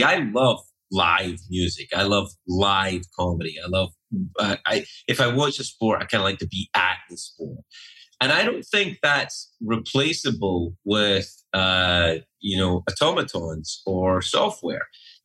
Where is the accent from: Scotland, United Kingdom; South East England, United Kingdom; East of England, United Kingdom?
Scotland, United Kingdom; moved away as an adult; also born or lived in Los Angeles, United States; now in New York City, United States; my hometown in Scotland